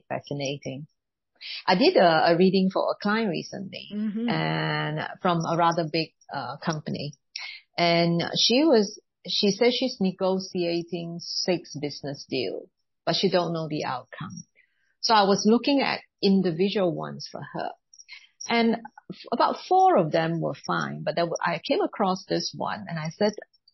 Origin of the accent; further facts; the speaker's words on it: Singapore; being Chinese origin, I was born in Singapore